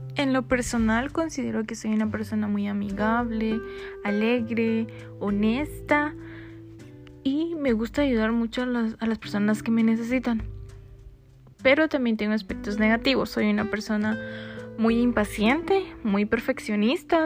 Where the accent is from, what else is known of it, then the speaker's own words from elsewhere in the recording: Coatepeque, Quetzaltenango, Guatemala; now in Quetzaltenango, Guatemala; soy originaria de Coatepeque, pero actualmente vivo en Quetzaltenango